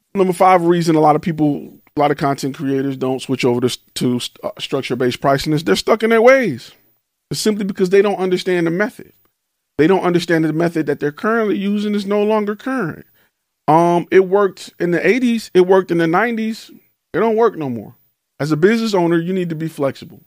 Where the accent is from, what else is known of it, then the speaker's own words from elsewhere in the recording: Detroit, Michigan, United States; moved away; I'm from Detroit